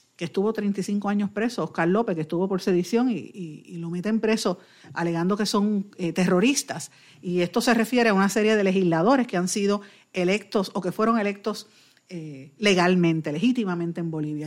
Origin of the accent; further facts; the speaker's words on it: Puerto Rico; como puertorriqueños